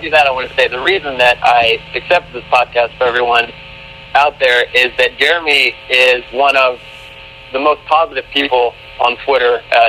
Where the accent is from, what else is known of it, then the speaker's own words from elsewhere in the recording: Uvalde, Texas, United States; I'm from Uvalde, Texas, which may not sound like much of a place, but it's halfway between San Antonio and Mexico, and our claim to fame is that it's the hometown of Matthew McConaughey, which is about Texas as it gets. So, you know, that's where I grew up.